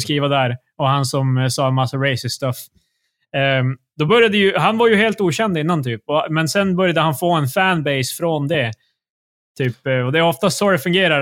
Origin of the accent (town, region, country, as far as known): Sweden